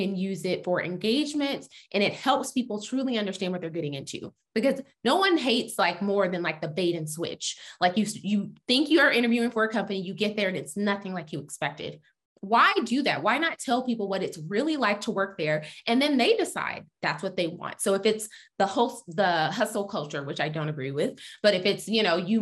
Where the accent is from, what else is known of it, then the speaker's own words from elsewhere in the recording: Texas, United States; I'm from Texas